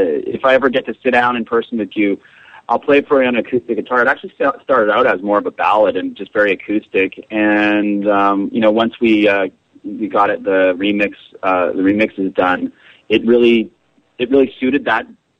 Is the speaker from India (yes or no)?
no; Canada; I'm from Canada